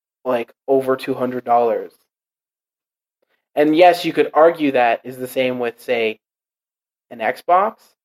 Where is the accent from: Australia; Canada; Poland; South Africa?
Canada; as a Canadian